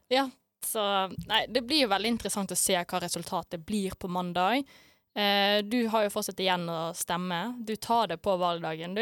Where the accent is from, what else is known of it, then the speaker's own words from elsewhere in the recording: Bergen, Vestland, Norway; så er jeg fra Bergen òg